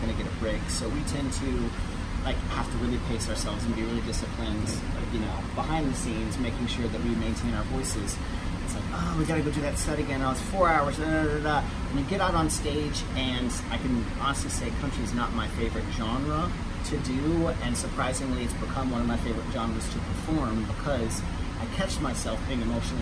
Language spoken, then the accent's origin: English; Kentucky, United States; now in New York, United States; I'm originally from Kentucky, but lived in New York for well over a decade at this point, so I consider myself a New Yorker